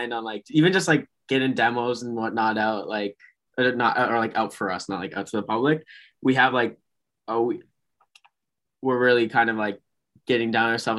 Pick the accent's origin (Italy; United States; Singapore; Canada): Canada; Brampton, Ontario; We're from Brampton, Ontario. You know, we're younger guys, you know, we kind of started out not too long ago, doing a lot of DIY kind of stuff in our hometown of Brampton